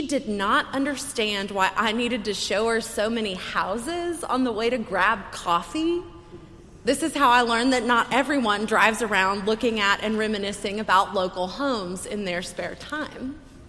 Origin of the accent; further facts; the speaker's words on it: the American South, United States; because I'm from the American South.